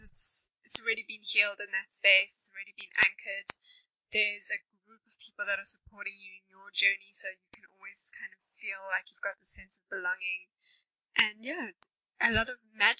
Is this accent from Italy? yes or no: no; South Africa; I'm actually from South Africa